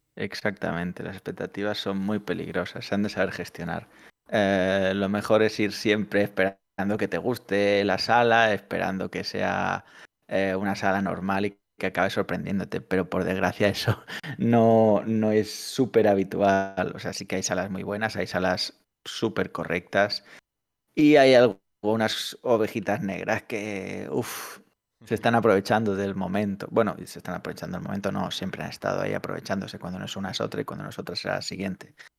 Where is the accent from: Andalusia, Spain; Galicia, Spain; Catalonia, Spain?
Catalonia, Spain; somos catalanes